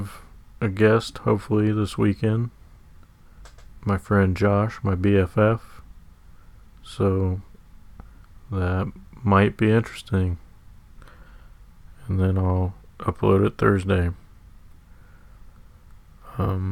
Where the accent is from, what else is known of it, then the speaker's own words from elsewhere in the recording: Sacramento, California, United States; I'm from Sacramento, born and raised